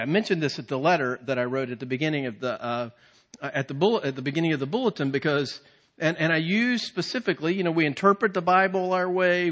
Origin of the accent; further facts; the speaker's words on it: Virginia, United States; we're from Virginia